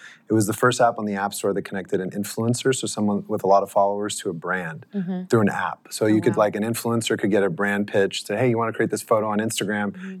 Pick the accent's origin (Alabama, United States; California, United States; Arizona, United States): California, United States; Los Angeles; In LA.